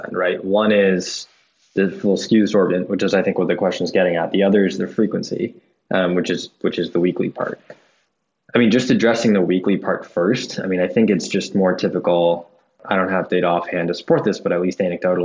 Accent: outside Boston, Massachusetts, United States; now in New York, United States; I grew up outside Boston in a sleepy town

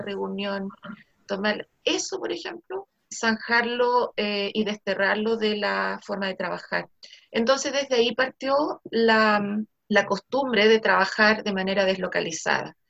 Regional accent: Chile; Lo único que nos juega un poquito en contra es que no somos full inglés.

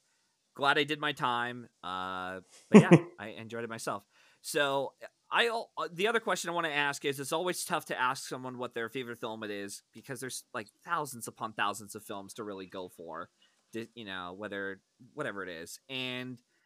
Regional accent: Pennsylvania, United States; I've been in Pennsylvania for all my life

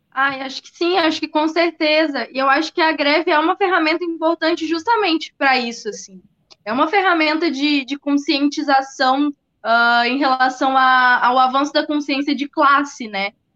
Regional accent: Porto Alegre, Rio Grande do Sul, Brazil; eu sou de Porto Alegre

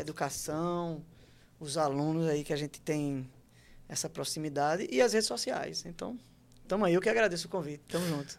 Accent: Maceió, Alagoas, Brazil; moved away as an adult; also born or lived in Santos, São Paulo / Penedo, Alagoas / João Pessoa, Paraíba; E com cinco anos de idade, mais ou menos, a gente chega em Alagoas. Penedo, Maceió, e aí eu fico em Maceió até meus 20 anos

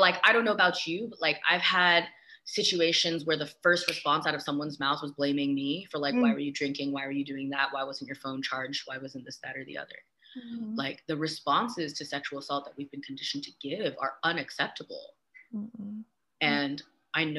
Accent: the Bay Area, California, United States; I grew up in the Bay

